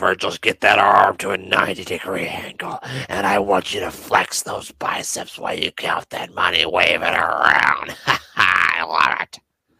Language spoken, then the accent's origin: English; Midwest, United States; We're just from the Midwest